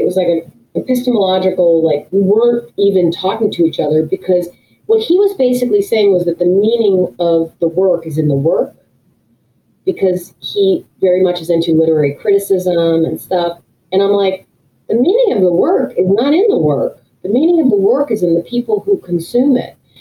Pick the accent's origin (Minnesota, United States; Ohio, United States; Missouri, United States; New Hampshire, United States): New Hampshire, United States; I grew up in New Hampshire